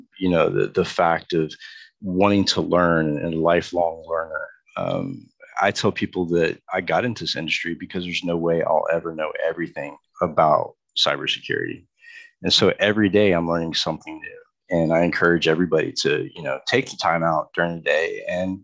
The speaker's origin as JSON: {"language": "English", "region": "Texas", "country": "United States", "said": "I'm from Texas"}